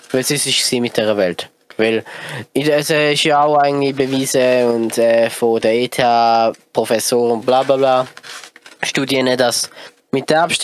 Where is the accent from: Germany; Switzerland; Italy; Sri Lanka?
Switzerland; nein, ich zahle keinen Rappen mehr fürs Benzin, weil ich bin Schweizer, ich bin geizig.